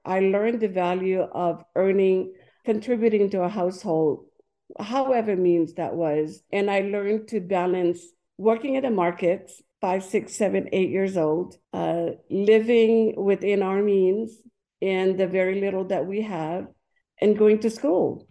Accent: French Polynesia; English is a second language; moved away as an adult; also born or lived in Tuamotu Islands; now in Hawaii, United States; I was born and raised in Tahiti.

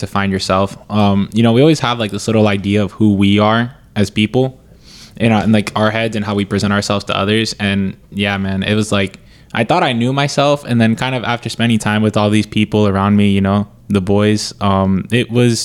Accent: Florida, United States; moved away as an adult; now in Georgia, United States; I'm from Florida

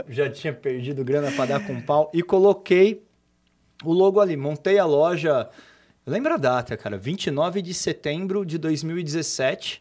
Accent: Cosmópolis, São Paulo, Brazil; also born or lived in São Carlos; eu sou de Cosmópolis, uma cidade aqui do lado, e eu praticamente nasci dentro de loja de material de construção.

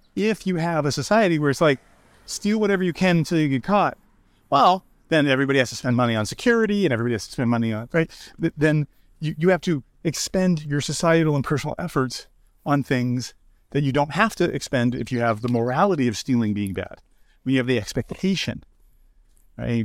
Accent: United States; I'm American

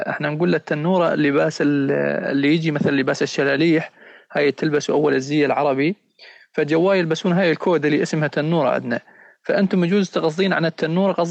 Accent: Syria; accent: Raqqawi or Deiri; نقوم نحكي معاه بشاوي ولهجتنا هي الرقاويه ولا الديريه

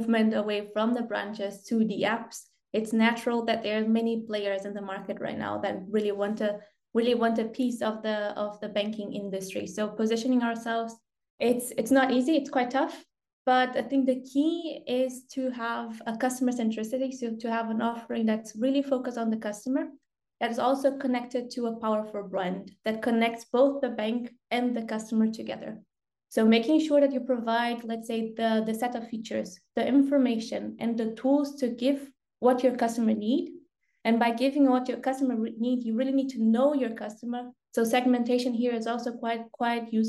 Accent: Brazil; moved away as an adult; I'm originally from Brazil

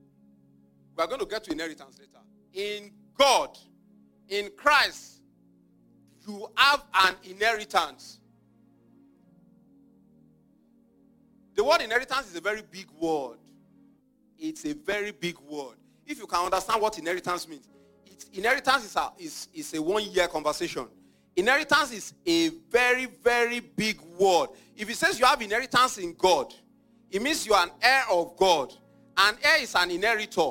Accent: Nigeria; I grew up in Nigeria

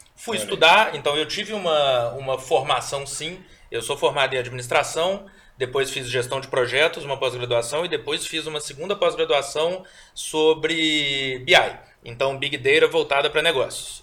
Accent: Belo Horizonte, Minas Gerais, Brazil; born or raised there; also born or lived in Mariana

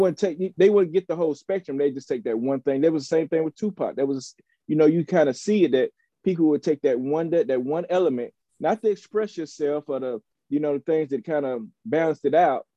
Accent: Chattanooga, Tennessee, United States; moved away; also born or lived in Nashville / Atlanta; I hail from Chattanooga, Tennessee, by way of Nashville and Atlanta

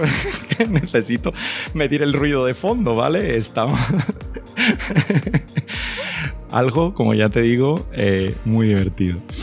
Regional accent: Jerez de la Frontera, Andalusia, Spain; also born or lived in Granada; yo soy de Jerez

